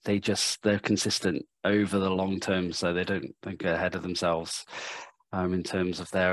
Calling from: Sydney, New South Wales, Australia; so I'm in Sydney, Australia. So it's early in the morning here

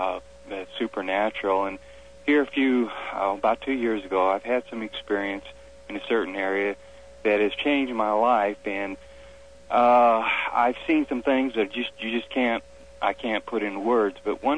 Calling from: Fort Smith, Arkansas, United States; From Fort Smith, Arkansas.

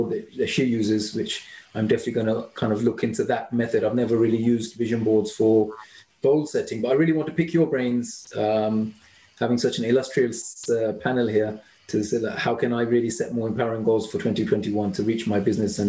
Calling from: London, United Kingdom; I'm in the UK, near London.

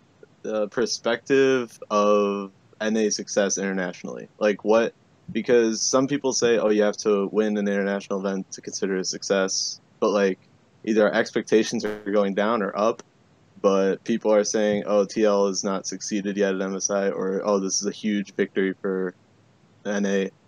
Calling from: Chicago, Illinois, United States; Scarily enough, the western side of Chicago.

